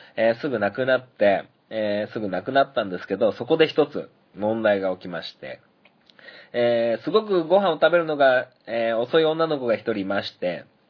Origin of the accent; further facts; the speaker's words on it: Sanjō, Niigata, Japan; 三条市に ある僕の実家